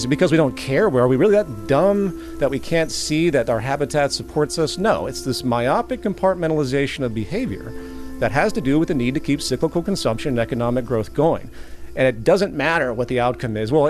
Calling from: Florida, United States; Hi, Marianne. … I'm calling you from Florida.

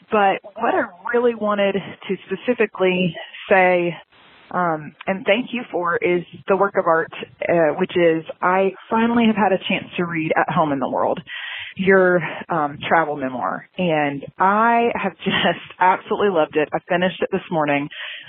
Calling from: Watkinsville, Georgia, United States; I'm calling from Watkinsville, Georgia. It's a tiny little town east of Atlanta.

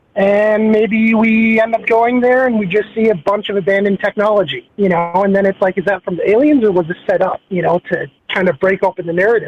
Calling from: Minneapolis, Minnesota, United States; from Minneapolis.

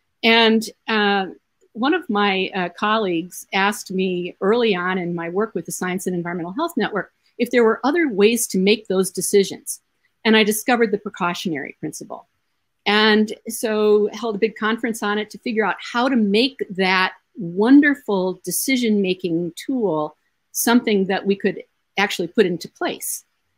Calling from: Iowa, United States; I want to mention that I'm speaking from Iowa.

